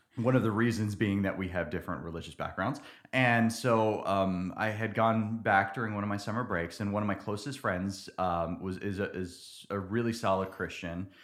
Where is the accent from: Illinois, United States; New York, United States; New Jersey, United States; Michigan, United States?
New Jersey, United States; moved away as an adult; also born or lived in Dallas-Fort Worth, Texas / central Pennsylvania; now in Nacogdoches, United States; I grew up in New Jersey